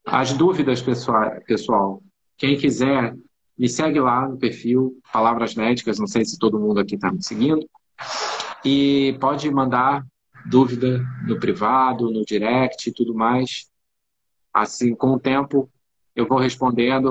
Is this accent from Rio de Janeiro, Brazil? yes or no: yes; Rio de Janeiro, Brazil; eu sou do Rio de Janeiro e eu atendo presencialmente é, no Rio e em São Paulo